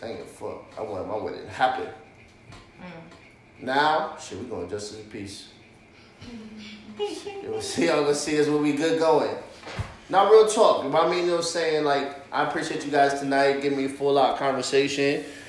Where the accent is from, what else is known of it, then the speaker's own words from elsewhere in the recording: East Coast, United States; now in Arizona, United States; Hopefully, we're all from the East Coast, living in Arizona.